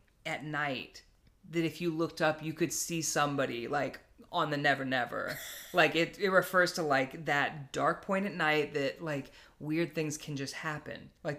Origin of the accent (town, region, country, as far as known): United States